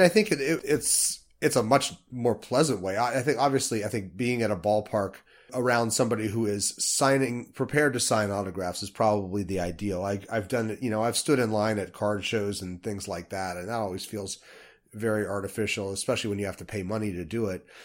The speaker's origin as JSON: {"language": "English", "town": "Salt Lake City", "region": "Utah", "country": "United States", "tie": "born or raised there", "said": "I grew up in Salt Lake City, far away from a major league ballpark"}